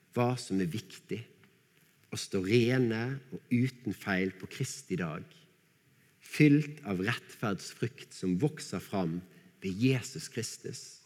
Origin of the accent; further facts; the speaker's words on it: Bergen, Vestland, Norway; accent: Bergen dialect; så jeg måtte file ned dialekten min så mye som mulig